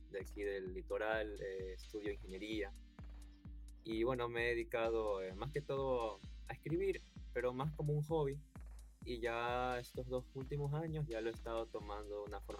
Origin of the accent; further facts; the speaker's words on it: Guayaquil, Guayas, Ecuador; Eh, yo soy de Guayaquil, Ecuador.